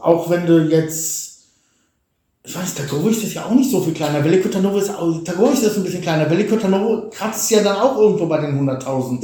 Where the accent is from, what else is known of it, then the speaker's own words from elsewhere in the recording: Germany; moved away as an adult; now in Bulgaria; dass ich als Deutscher da stehe